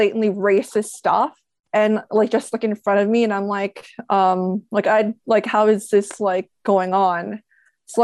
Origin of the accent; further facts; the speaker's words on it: Toronto, Ontario, Canada; going into like high school, just kind of having that association, kind of like feeling a little embarrassed because I didn't want to be like associated, like treated as like a fob. Like I think that, I remember that was like a really big thing, like in Toronto